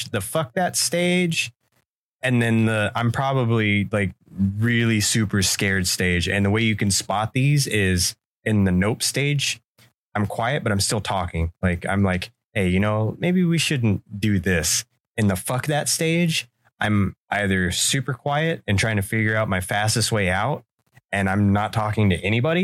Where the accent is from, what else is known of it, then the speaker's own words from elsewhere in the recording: Central Florida, United States; I grew up in Central Florida